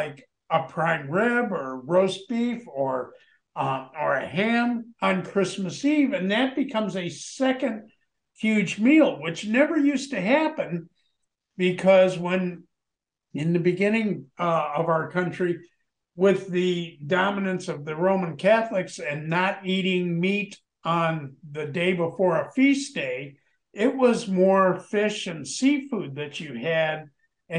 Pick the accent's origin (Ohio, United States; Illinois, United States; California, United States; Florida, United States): Illinois, United States; also born or lived in Michigan / Wisconsin; when I was raised in Illinois and was up in Michigan and Wisconsin